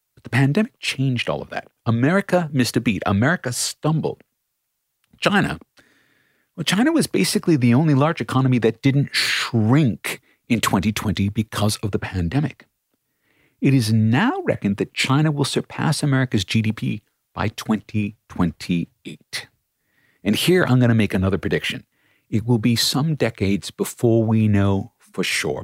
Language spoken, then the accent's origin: English; Australia